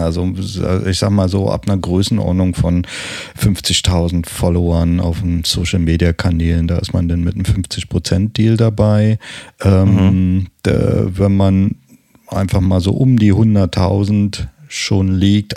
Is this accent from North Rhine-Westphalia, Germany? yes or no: no; Berlin, Germany; accent: Berlinerisch; ich habe nicht allzu viel Berlinert